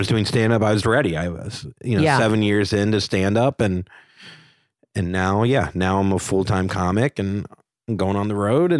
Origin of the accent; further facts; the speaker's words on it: the South, United States; And you know, I'm from the South. She's from the South.